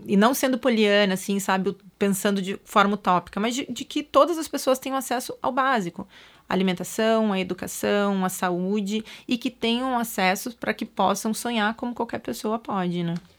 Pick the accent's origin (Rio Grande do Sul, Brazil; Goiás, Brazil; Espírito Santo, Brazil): Rio Grande do Sul, Brazil; Pelotas; now in São Paulo, Brazil; a periferia de Pelotas, que foi onde eu nasci, não tinha nada